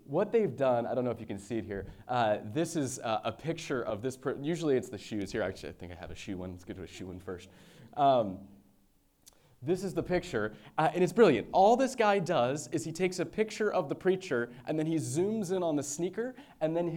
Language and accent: English; San Francisco, California, United States; moved away; my hometown of San Francisco